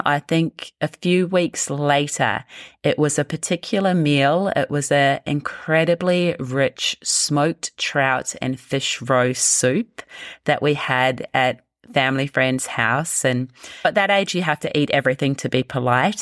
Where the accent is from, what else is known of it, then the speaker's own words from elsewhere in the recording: New Zealand; I grew up in New Zealand